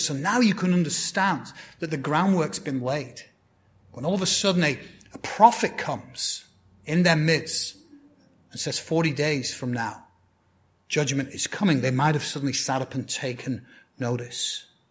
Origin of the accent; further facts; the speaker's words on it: Blackburn, North West England, United Kingdom; moved away; my hometown football team, that's soccer to you guys, uh, Blackburn Rovers